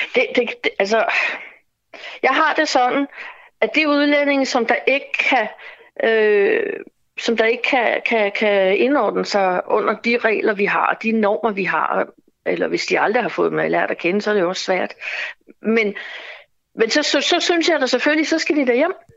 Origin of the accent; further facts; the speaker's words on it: Denmark; vi som danskere